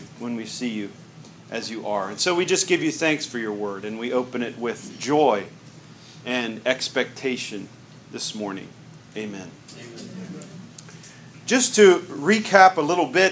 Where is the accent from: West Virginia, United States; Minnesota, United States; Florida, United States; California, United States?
West Virginia, United States; I'm from West Virginia